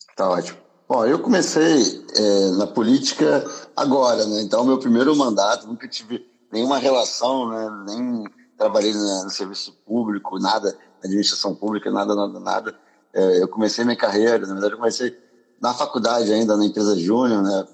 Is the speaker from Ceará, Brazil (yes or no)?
no; Rio de Janeiro, Brazil; moved away as an adult; also born or lived in France / United States; Eu sou do Rio, sou carioca